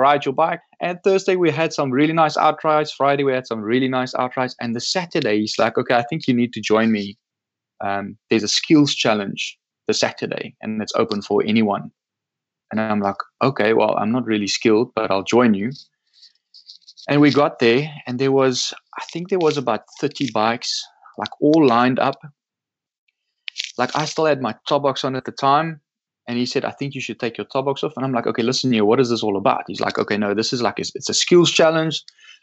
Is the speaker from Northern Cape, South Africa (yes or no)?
yes; Loxton, Northern Cape, South Africa; my hometown in Loxton.